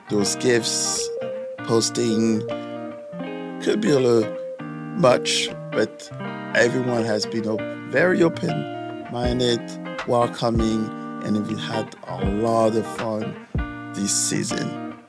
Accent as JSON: {"language": "English", "country": "France", "also_born_or_lived": "Canada / Senegal", "lives_now": "St. Louis, United States", "said": "As you all know, I'm from France, also lived in Canada, and spent a lot of my youth in Africa, which in Senegal technically."}